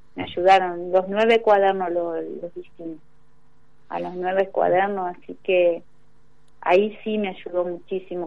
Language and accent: Spanish; Victoria, Entre Ríos, Argentina; No soy de Victoria, soy victoriense.